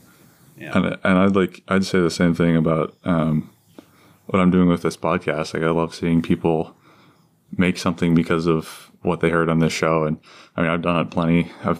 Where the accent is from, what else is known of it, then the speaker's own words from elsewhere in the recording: Cincinnati, Ohio, United States; I live in, out near Mason. And so like, I live in Cincinnati. Like we say we're from Cincinnati, right? But it's like way far out.